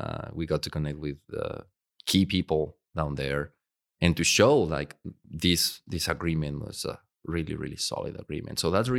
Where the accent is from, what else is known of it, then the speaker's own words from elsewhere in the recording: Puebla, Mexico; I grew up in a little town for Mexico size called Puebla. So it's a 4 million people.